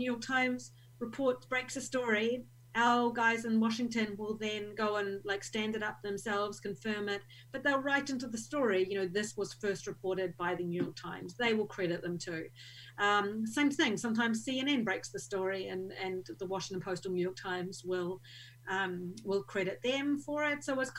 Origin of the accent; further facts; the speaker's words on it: Hastings, Hawke's Bay, New Zealand; now in Havelock North, New Zealand; But I grew up in Hastings. I'm a Hastings girl.